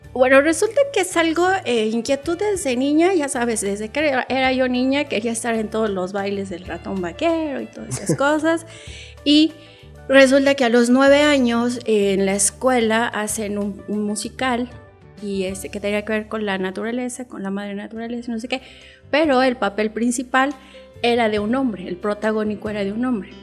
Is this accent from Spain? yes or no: no; Cuba; now in Mexico; Hay algo que aprendes en Cuba y es que nada te pertenece. O sea, lo único que te pertenece como cubano eres tú